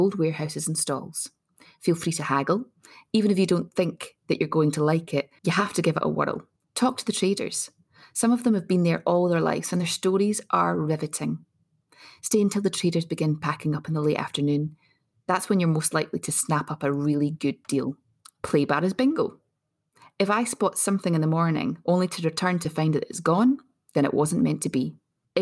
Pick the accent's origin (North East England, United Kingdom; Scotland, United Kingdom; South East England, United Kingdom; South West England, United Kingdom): Scotland, United Kingdom; Glasgow; I was born and bred in Glasgow's merchant city